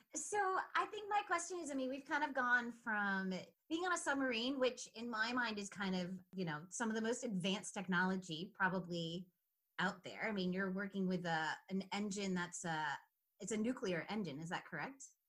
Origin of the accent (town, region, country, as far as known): Rhode Island, United States